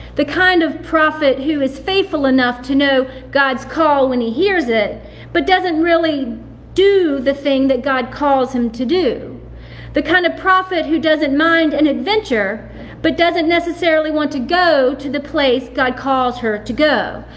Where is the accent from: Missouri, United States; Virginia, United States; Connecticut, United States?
Virginia, United States; Salem; now in Charlotte, United States; which is in my hometown of Salem, Virginia